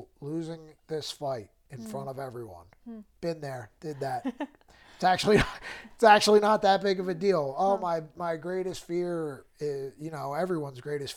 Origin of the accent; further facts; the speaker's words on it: Trevose, Pennsylvania, United States; I grew up in Trevo's, Pennsylvania, which is like Philly suburbs